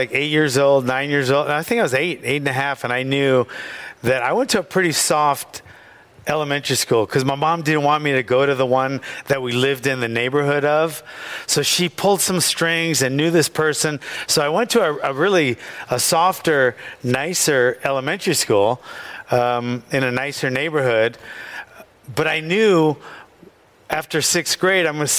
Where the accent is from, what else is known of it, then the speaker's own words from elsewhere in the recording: Hawaii, United States; moved away; also born or lived in Venice, California / California; He got us to Hawaii when we were young. I was 4, and I think my sister was 5. And growing up in Hawaii in the late 60s